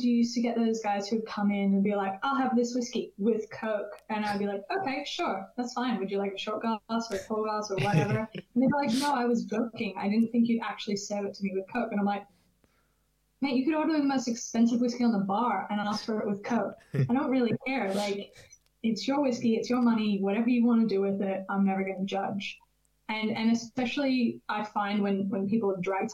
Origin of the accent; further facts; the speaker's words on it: California, United States; moved away; I'm originally from California